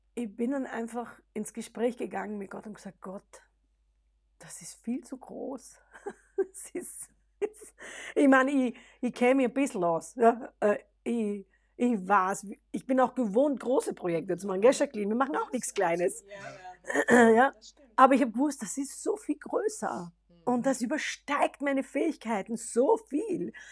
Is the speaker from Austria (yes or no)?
yes; Austria; first language German; unsere Identität als genau. Österreicher